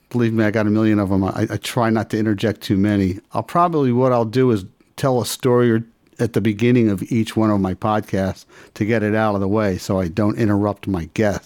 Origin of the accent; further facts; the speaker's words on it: Philadelphia, Pennsylvania, United States; moved away as an adult; also born or lived in Los Angeles; I lived in L.A. for 28 years. I was born and raised in Philly, and I've been back here now for the last 15 years or so.